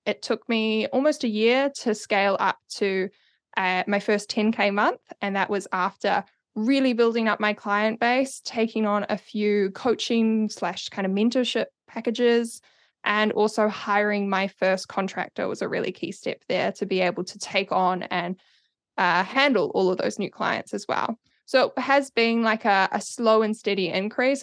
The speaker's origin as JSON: {"language": "English", "region": "Auckland", "country": "New Zealand", "moved": "yes", "lives_now": "Wellington, New Zealand", "said": "I'm from Auckland originally, based in Wellington now"}